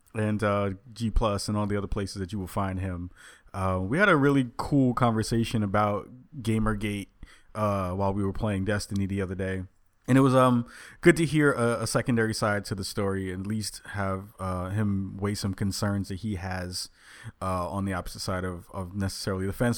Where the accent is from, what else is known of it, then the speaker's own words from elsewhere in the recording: New York, United States; moved away as an adult; now in Portland, United States; I'm from New York